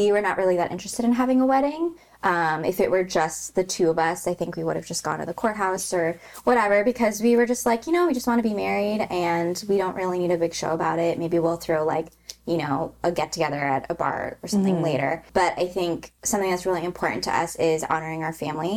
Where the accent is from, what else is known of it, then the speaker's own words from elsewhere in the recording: Illinois, United States; moved away as an adult; now in Los Angeles, United States; I grew up in Illinois in like a very non-Asian area.